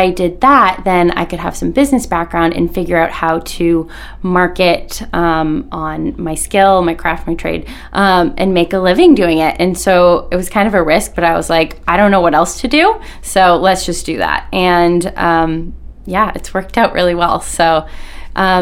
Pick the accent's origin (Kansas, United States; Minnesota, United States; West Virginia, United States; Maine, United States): Maine, United States; South Portland; born and raised in South Portland, so I'm a Mainer at heart forever